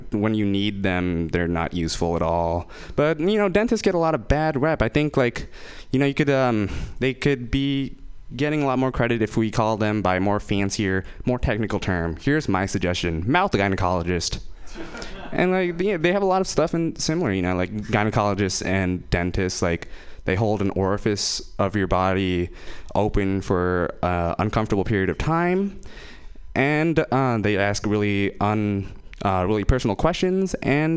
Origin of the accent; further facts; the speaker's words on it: Fremont, California, United States; I'm from Fremont